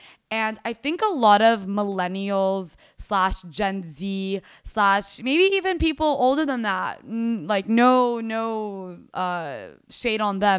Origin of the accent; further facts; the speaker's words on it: Dubai, United Arab Emirates; now in Fort Worth, United States; Went through growing up in Dubai and ended up in Fort Worth, Texas. Completely different world, completely different everything.